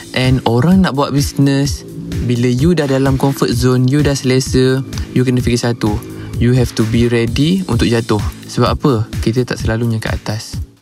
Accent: Puchong, Selangor, Malaysia; saya berasal daripada Puchong

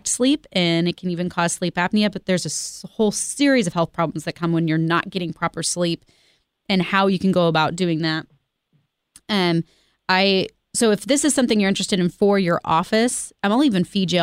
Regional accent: Independence, Missouri, United States; I grew up here. I grew up out in East Independence. And Kansas City is my home

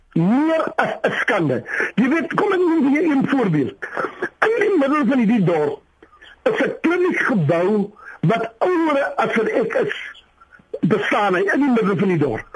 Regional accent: Sandkop, Northern Cape, South Africa; ek is eintlik van Sandkop hier by die dag deurgery, Sandkop die dorpie na Springbok.

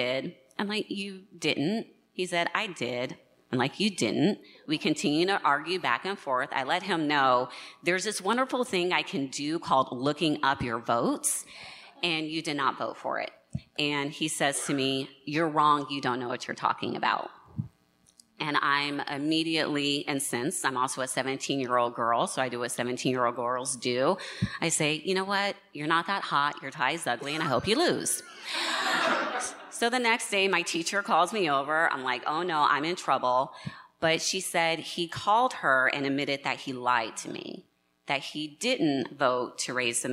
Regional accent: Nevada, United States; in Nevada, my home state

